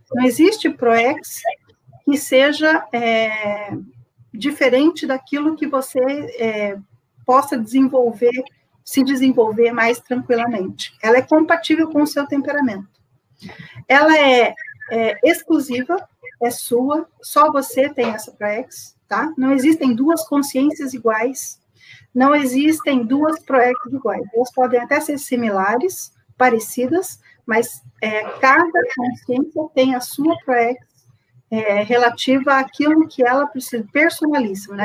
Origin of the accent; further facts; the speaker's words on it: Campo Grande, Mato Grosso do Sul, Brazil; sou de Campo Grande, Mato Grosso do Sul